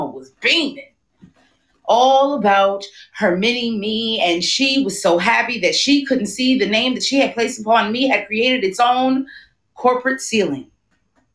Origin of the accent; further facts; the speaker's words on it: New York City, New York, United States; now in Brooklyn, United States; I am from Queens, but I currently live in Brooklyn